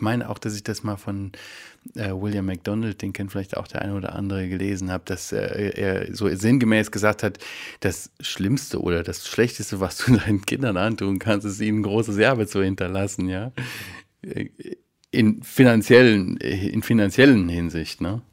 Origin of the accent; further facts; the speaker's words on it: Germany; wir Deutschen